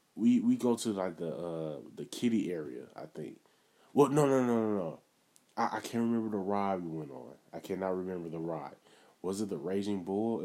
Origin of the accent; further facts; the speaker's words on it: Milwaukee, Wisconsin, United States; I'm originally from Milwaukee